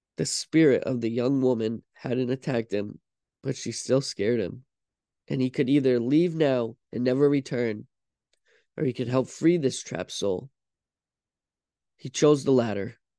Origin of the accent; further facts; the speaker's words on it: Vermont, United States; I'm from Vermont